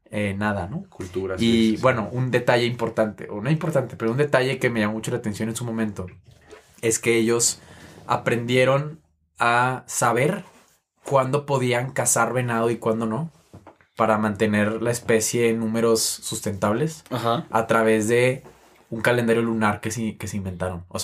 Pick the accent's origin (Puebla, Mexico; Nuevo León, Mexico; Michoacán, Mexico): Nuevo León, Mexico; Monterrey; yo soy de Monterrey